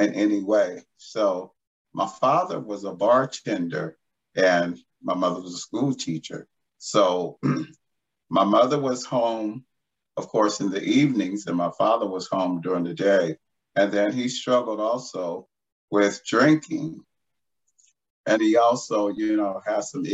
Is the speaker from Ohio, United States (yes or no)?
no; Los Angeles, California, United States; I'm an LA native. I was born and raised in Los Angeles